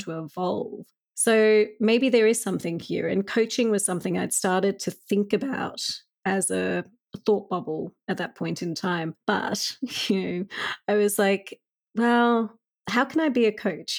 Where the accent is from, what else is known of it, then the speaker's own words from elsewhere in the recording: Australia; when I was growing up as a child in Australia